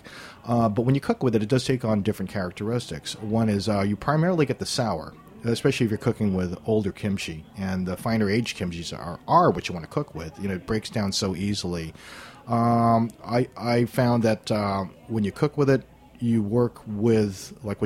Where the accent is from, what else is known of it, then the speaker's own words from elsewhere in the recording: Guam; moved away; growing up on Guam